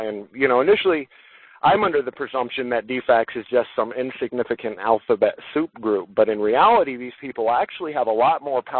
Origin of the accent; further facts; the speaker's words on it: Los Angeles, California, United States; now in Atlanta, United States; I grew up in Los Angeles. I grew up in an entirely different world than my wife did.